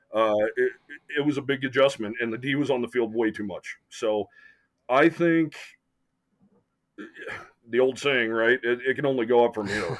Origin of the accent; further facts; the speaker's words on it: Wyoming, United States; growing up in Wyoming